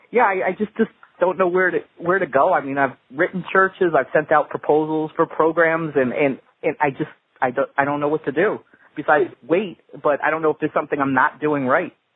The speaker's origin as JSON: {"language": "English", "region": "New Jersey", "country": "United States", "moved": "yes", "lives_now": "Minnesota, United States", "said": "I'm from New Jersey. I moved out to Minnesota"}